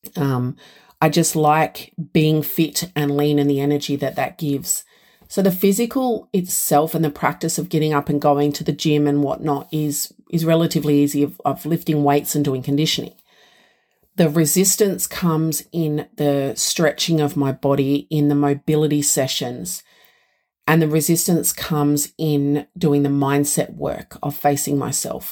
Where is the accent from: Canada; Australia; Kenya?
Australia